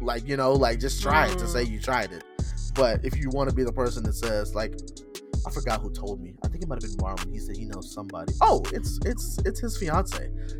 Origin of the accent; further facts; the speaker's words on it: Wisconsin, United States; I'm from freaking Wisconsin.